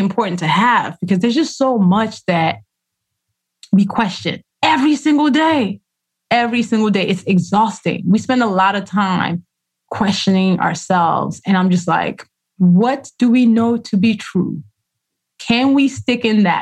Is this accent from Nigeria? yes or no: yes; Nigeria; first language Yoruba and English; Yoruba, which is my language, my first language. Actually, Yoruba and English are equally my first language